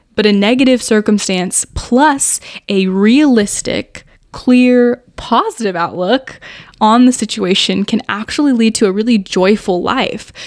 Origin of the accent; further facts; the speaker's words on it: United States; growing up in America